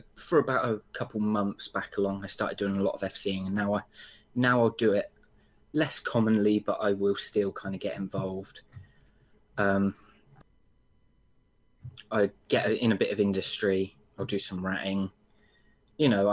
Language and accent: English; England, United Kingdom; UK, okay. Mainly England.